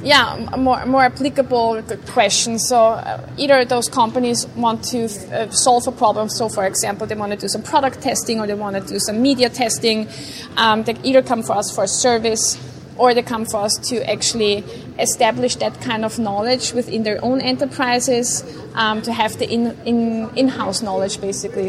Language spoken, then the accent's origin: English; Vienna, Austria; I grew up in uh, Vienna, Austria